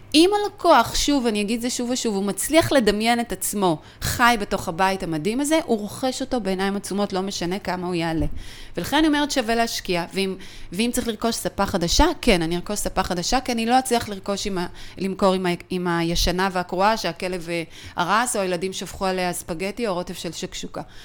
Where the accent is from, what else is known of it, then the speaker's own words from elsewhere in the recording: Israel; אנחנו ישראלים